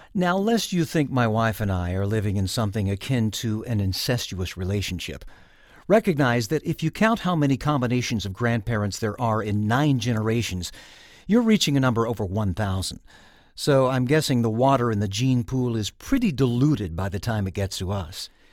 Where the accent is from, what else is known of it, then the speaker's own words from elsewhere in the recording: Texas, United States; I am a proud Texas native